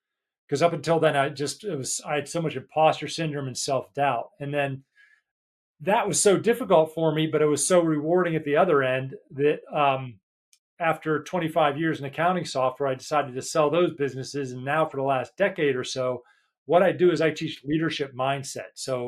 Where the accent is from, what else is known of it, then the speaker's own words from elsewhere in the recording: United States; now in United Kingdom; And I'm American, living in the UK, like David said.